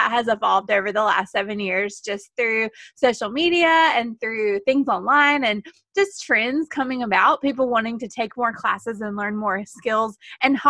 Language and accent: English; the South, United States; I'm from the South. I'm sure you can hear